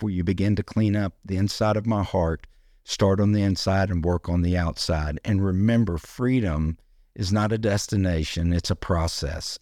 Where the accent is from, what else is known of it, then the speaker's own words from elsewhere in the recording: United States; being an American